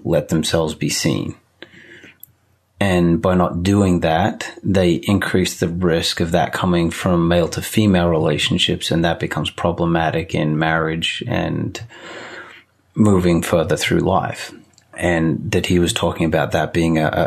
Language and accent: English; Australia; moved away as an adult; now in United States; I grew up in Australia